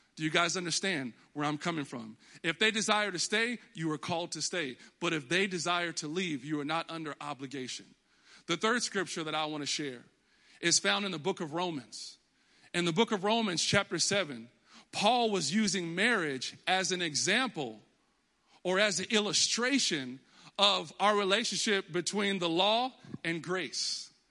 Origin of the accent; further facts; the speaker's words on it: Texas, United States; moved away as an adult; now in Connecticut, United States; I was always in Texas. I was born in Texas. That's why I'm a diehard Cowboys fan, 'cause I'm from Texas.